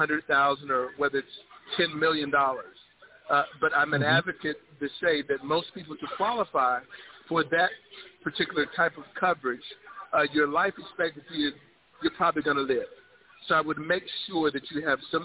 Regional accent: Miami, Florida, United States; moved away; also born or lived in South Carolina; I'm originally from Miami, Florida, moved to South Carolina, military service, 25 years of service

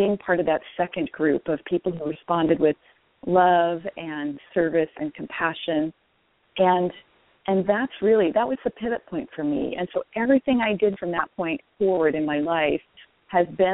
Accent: Washington, United States; my home state of Washington

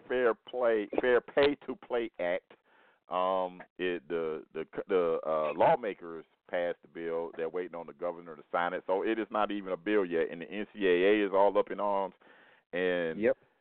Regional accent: Miami, Florida, United States; we're both from Miami

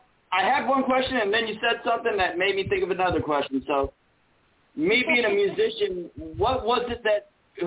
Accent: Willits, California, United States; I'm from actually from Northern California. I'm from Willits.

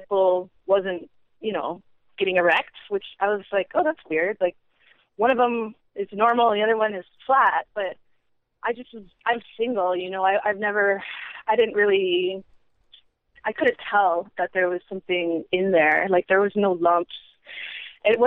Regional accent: Washington, United States; now in Honolulu, United States; I grew up in Washington State

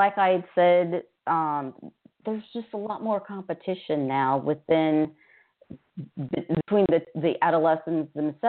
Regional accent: Louisiana, United States; now in Houston, United States; I grew up in Louisiana, we had mental health centers in every parish

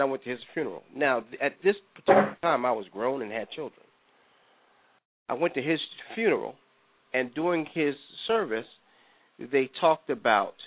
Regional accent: New York, United States; Growing up in New York, neither one of my parents went to church.

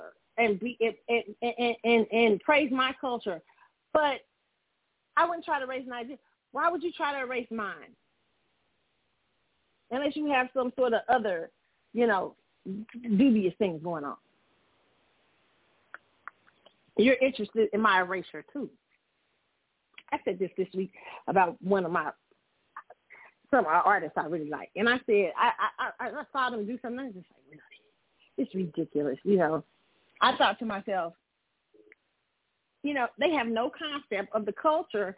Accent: United States; as Black America

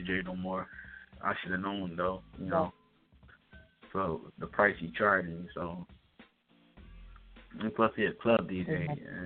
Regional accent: Philadelphia, Pennsylvania, United States; I'm from Philadelphia

